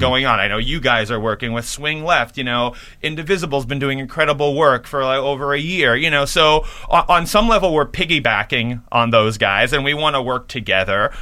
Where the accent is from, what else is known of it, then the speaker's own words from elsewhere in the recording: New York, United States; I'm a New Yorker